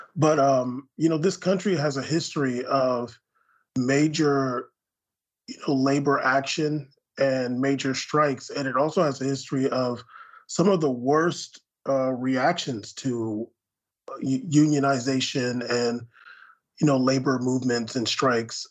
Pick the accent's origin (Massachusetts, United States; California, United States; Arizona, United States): California, United States; San Diego; I grew up in San Diego